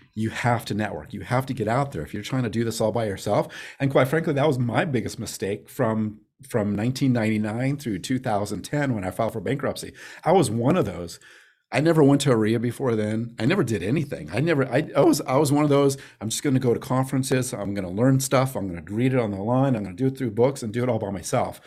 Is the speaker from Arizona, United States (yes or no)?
yes; Phoenix, Arizona, United States; also born or lived in Las Vegas; I was born and raised in Phoenix